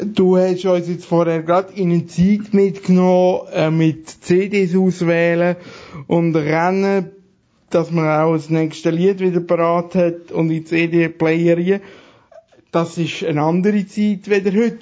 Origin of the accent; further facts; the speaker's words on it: Aargau, Switzerland; als Aargauer